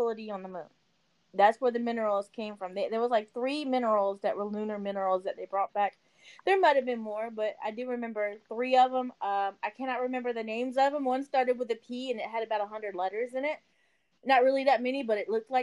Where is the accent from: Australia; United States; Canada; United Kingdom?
United States; Louisiana; also born or lived in Baton Rouge; I'm from Louisiana.